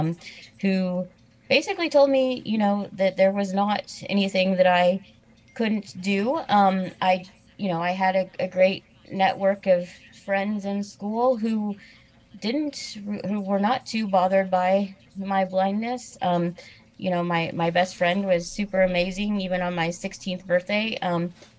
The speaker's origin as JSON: {"language": "English", "town": "Danville", "region": "Illinois", "country": "United States", "tie": "born or raised there", "said": "I am originally from Illinois. I was born in a town called Danville, Illinois"}